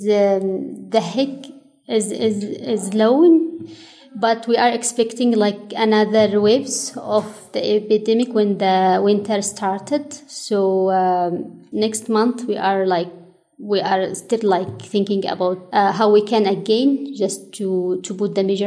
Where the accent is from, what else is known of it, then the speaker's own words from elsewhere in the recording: Taiz, Taiz Governorate, Yemen; accent: Taiz; English is a second language; now in Sana'a, Yemen; my accent is from Taiz City because I was born in Taiz City. So it's one of the cities in the south of Yemen.